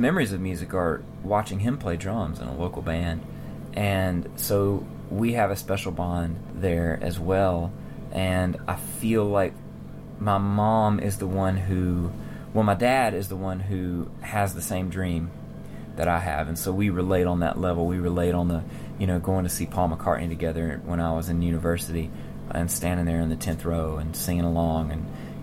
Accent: Mississippi, United States; where I grew up in Mississippi.

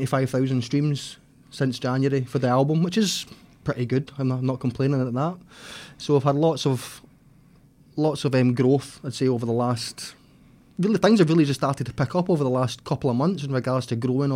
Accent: South Lanarkshire, Scotland, United Kingdom; from South Lanarkshire, a singer-songwriter

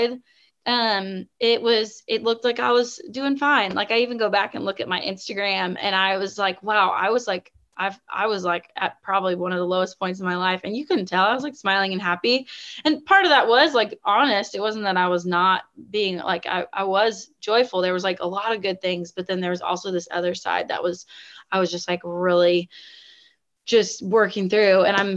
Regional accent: the Northwest of the United States, Pacific Northwest, United States; also born or lived in the South (US); now in Southern United States; growing up in the Northwest, of the United States

